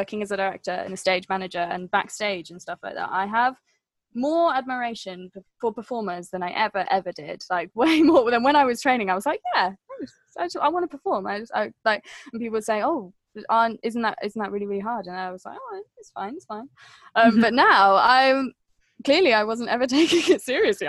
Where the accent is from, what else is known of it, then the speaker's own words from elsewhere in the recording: Wales, United Kingdom; I was growing up in Wales